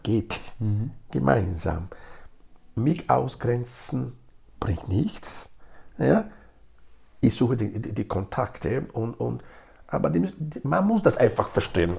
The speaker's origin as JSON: {"language": "German", "country": "Nigeria", "tie": "born or raised there", "first_language": "Edo", "second_language": "German", "moved": "yes", "lives_now": "Graz, Austria", "said": "Geboren bin ich in Nigeria, ich lebe in Graz seit fast 30 Jahren"}